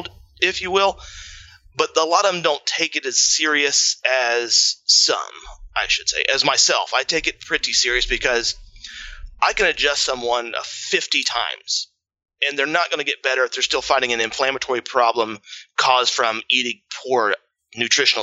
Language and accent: English; Indiana, United States; now in Columbus, Indiana, United States; I'm a farmer from Indiana. Grew up raising my own food